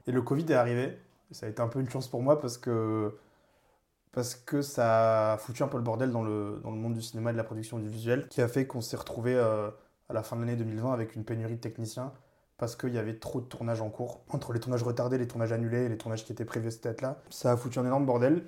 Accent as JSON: {"language": "French", "town": "Toulouse", "region": "Occitania", "country": "France", "moved": "as an adult", "lives_now": "Paris, France", "said": "je viens de Toulouse, ça fait 8 ans maintenant que je suis à Paris"}